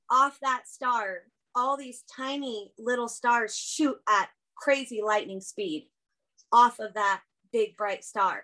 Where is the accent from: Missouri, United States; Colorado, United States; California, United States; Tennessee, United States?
California, United States; now in Idaho, United States; I've lived in Idaho for almost the last 20 years. Before that, I grew up in California.